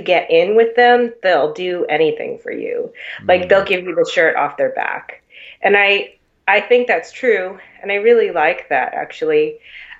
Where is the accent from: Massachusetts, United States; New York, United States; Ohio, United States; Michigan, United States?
Massachusetts, United States; Boston; really shaped by being from here too.